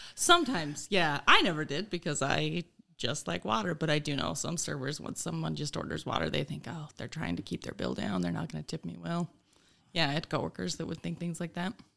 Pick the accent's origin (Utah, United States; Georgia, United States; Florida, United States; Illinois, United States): Utah, United States; Sutherland; moved away as an adult; also born or lived in Delta, Utah / Virginia; now in Oshkosh, United States; I'm really from a place called Sutherland, Utah, which has a population of about three hundred people